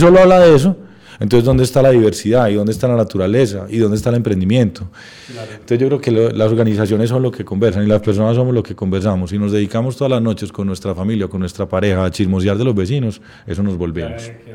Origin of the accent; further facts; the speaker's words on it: Medellín, Antioquia, Colombia; also born or lived in United States; nací en Medellín